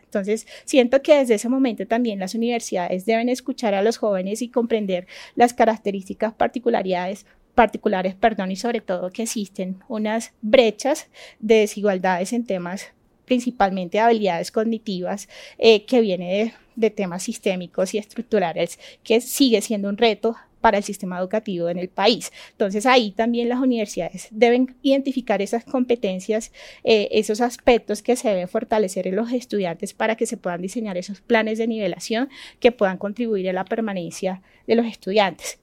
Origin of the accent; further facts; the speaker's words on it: Chocó, Colombia; Yo soy del departamento del Chocó